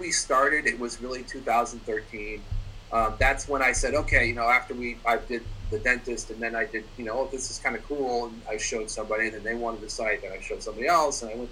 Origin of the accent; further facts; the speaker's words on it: Boston, Massachusetts, United States; I'm actually from Boston